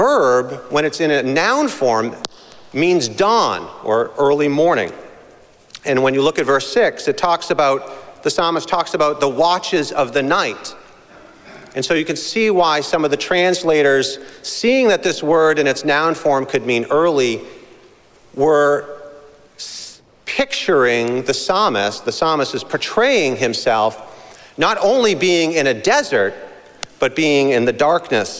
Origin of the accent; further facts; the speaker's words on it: Boston, Massachusetts, United States; growing up in Boston